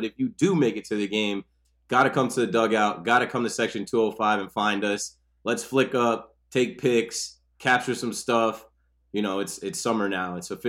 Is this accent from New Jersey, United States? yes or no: yes; Ocean Township, New Jersey, United States; I'm from Ocean Township, which is a town over from Asbury